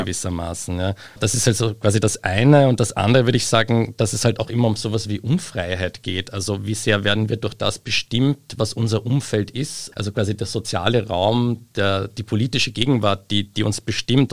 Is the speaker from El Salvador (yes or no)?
no; Austria; daheim in Österreich